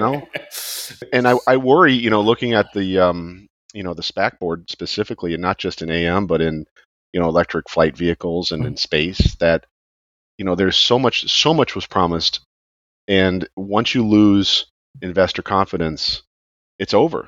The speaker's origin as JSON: {"language": "English", "area": "outside Chicago", "region": "Illinois", "country": "United States", "tie": "born or raised there", "moved": "yes", "lives_now": "Florida, United States", "said": "I grew up outside Chicago which which has snow obviously now I'm in Florida"}